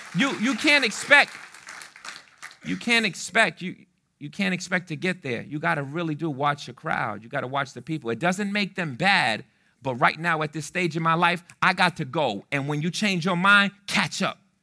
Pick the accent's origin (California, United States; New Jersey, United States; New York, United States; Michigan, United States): New York, United States; New York City; also born or lived in Fitchburg, Massachusetts; I'm from the Bronx, I'm from the South Bronx